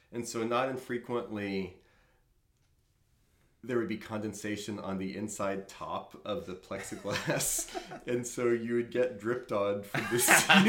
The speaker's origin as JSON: {"language": "English", "town": "New Orleans", "region": "Louisiana", "country": "United States", "tie": "born or raised there", "said": "I grew up in New Orleans."}